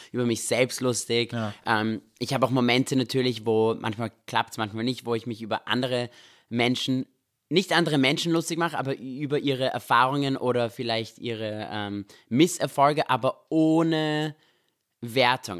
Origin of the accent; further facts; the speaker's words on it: Vienna, Austria; moved away as an adult; also born or lived in Israel; now in Los Angeles, United States; wir sind in Österreich aufgewachsen, in Wien.